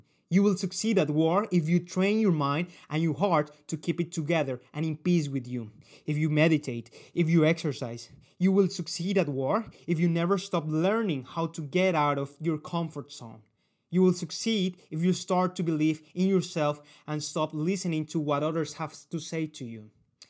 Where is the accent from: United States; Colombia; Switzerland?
Colombia; they are typical, and they are from the culture I come from Colombia.